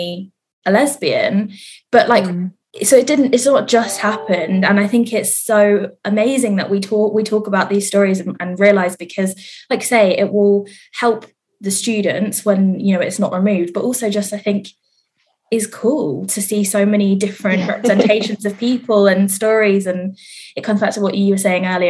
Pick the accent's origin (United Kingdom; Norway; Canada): United Kingdom; Reading, South East England; I'm from Reading originally, which is in the area where it's very conservative